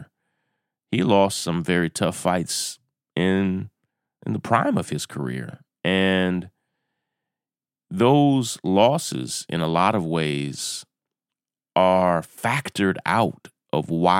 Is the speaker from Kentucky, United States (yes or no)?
yes; right outside of Lexington, Kentucky, United States; I grew up right outside of Lexington, Kentucky, where college basketball is everything